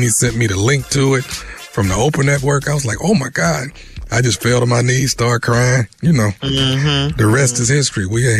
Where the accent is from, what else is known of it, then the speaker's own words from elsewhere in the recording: Houston, Texas, United States; I'm from Houston